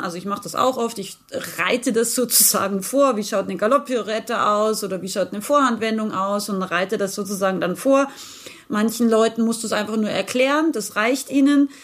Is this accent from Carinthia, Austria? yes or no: no; Rauris, Salzburg, Austria; now in Unterhaching, Germany; ich bin ursprünglich geboren im schönen Österreich. Ich bin sozusagen eine Bergfex, wie wir sagen. Also ich bin ein Bergmensch. Ich bin aus dem Pinzgau, aus Rauris